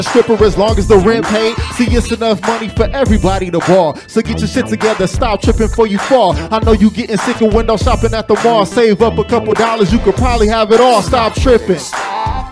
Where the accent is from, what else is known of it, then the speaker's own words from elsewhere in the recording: Long Beach, California, United States; I'm from Long Beach. That's Crip City, but I don't bang